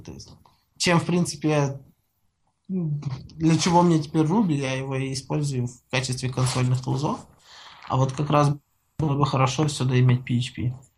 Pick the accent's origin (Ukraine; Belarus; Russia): Ukraine; Я сам из Украины